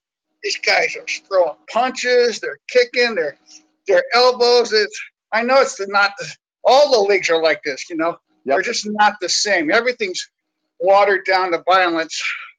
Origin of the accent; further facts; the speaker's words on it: California, United States; moved away; You know, I'm from the Bay Area. We moved it from the Bay Area in 89.